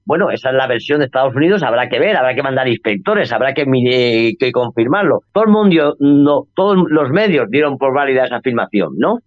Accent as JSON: {"language": "Spanish", "country": "Spain", "said": "En el caso de España, por ejemplo, donde, de donde yo soy"}